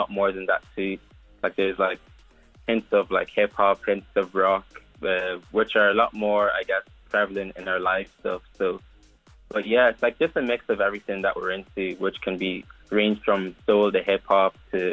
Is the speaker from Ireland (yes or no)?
yes; Dundalk, County Louth, Ireland; I'm in Dundalk, my hometown at the moment.